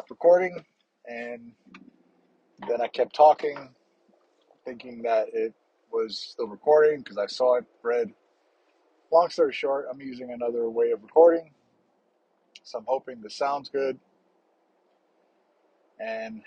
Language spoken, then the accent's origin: English; New York, United States; moved away as an adult; I grew up in Harlem